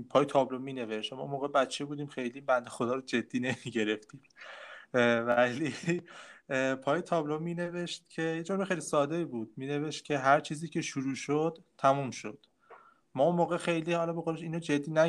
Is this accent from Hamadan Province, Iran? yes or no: yes; Hamadan Province, Iran; همدانی همدانی